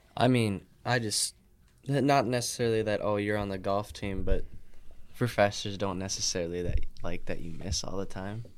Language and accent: English; Superior, Wisconsin, United States; I play at Nemanja as my home course 'cause I'm from Superior